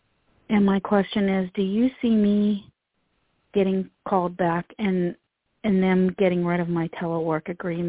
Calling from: Pennsylvania, United States; I'm calling from Pennsylvania also.

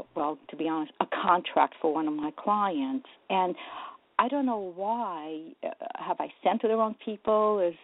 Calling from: New Jersey, United States; Hi, good morning, …. Good morning, …. … I'm from New Jersey.

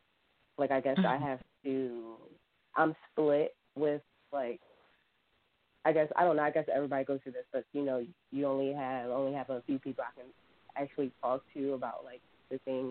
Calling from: Philadelphia, Pennsylvania, United States

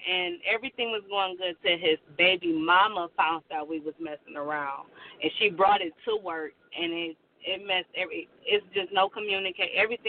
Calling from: Michigan, United States; I'm calling from Michigan.

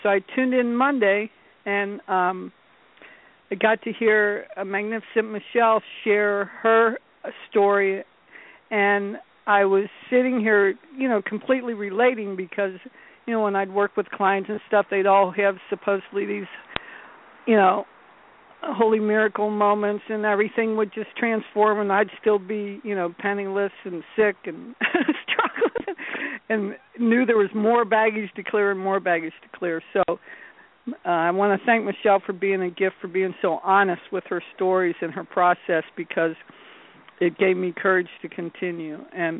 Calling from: North Carolina, United States; North Carolina.

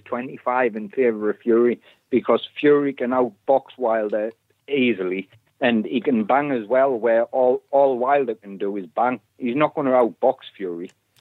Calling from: North East England, United Kingdom; Near Sunderland.

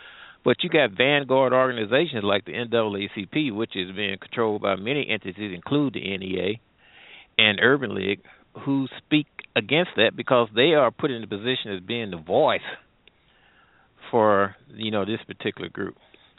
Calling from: St. Louis, Missouri, United States; I'm calling from the Midwest St. Louis area.

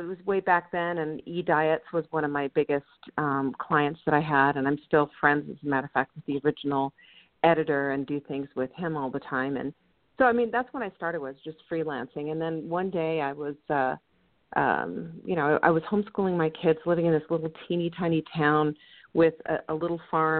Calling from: Boulder, Colorado, United States; I'm in Boulder, Colorado.

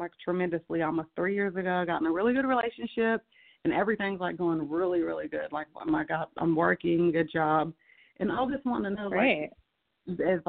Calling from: Kansas, United States; I'm calling from Kansas.

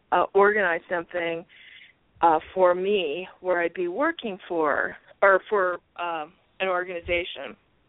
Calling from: Arizona, United States; … from Arizona.

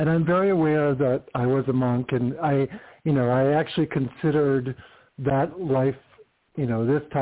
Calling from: California, United States; Hi, this is …. I'm in California.

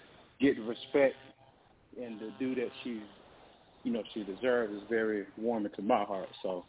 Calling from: Byron, Georgia, United States; And I'm calling yeah. from Byron, Georgia

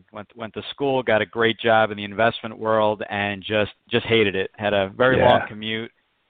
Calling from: Point Pleasant, New Jersey, United States; I'm in New Jersey. I'm in Point Pleasant, right on the shore in New Jersey.

